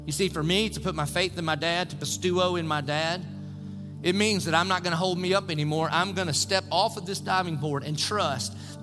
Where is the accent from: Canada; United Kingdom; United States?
United States; Dillon, South Carolina; moved away; When I was a little kid growing up in Dillon